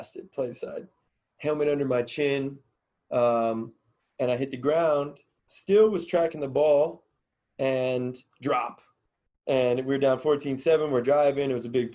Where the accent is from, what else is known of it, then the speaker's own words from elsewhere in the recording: Cincinnati, Ohio, United States; moved away as an adult; also born or lived in Florida / Pittsburgh / Charleston, West Virginia; I grew up kind of all over the place, was born in Florida. I have roots in Pittsburgh, grew up primarily in Cincinnati, Ohio, went to high school at Mason